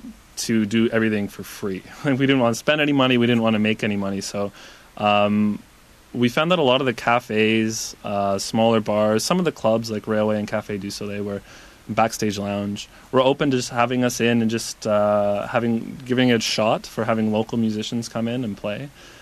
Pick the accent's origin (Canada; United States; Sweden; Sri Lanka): Canada; Toronto, Ontario; now in Vancouver, Canada; we're both from Toronto